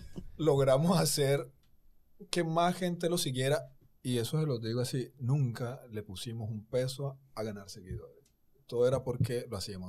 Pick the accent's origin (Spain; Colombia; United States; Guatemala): Colombia; moved away as an adult; also born or lived in Argentina; now in Dominican Republic; yo soy colombiano